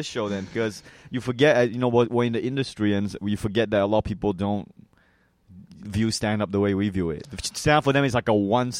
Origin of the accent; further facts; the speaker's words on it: New Hampshire, United States; also born or lived in Malaysia; I was born in Malaysia, and then I moved to New Hampshire when I was 3 years old.